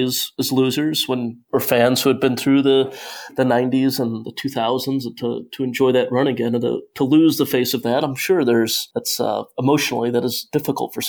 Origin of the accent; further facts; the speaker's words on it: Cleveland, Ohio, United States; I'm from Cleveland, Ohio